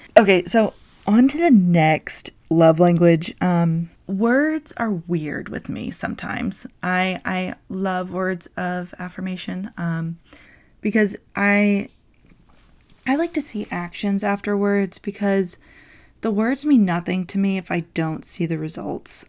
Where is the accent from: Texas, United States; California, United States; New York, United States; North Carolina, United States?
North Carolina, United States; now in South Carolina, United States; I am from North Carolina, but I currently live in South Carolina with my wife.